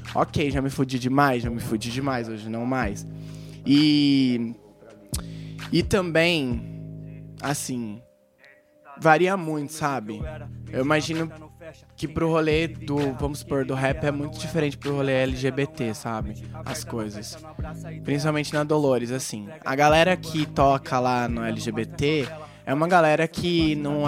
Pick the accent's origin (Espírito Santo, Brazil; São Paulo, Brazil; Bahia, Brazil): São Paulo, Brazil; Hortolândia; now in Americana, Brazil; eu sou de Hortolândia